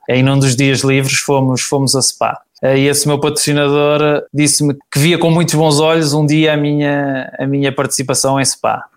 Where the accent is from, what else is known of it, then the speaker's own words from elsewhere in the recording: Braga, Norte, Portugal; daqui de, da minha terra